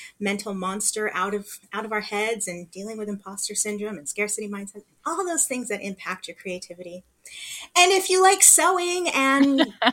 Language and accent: English; Los Angeles, California, United States; I grew up here, I was born here